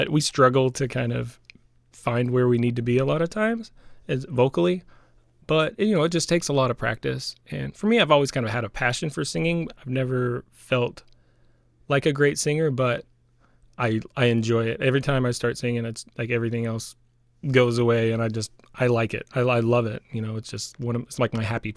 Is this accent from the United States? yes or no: yes; Buffalo National River, north central Arkansas, United States; the Buffalo National River here in north central Arkansas. And so we were, you know, I grew up there on the Buffalo National River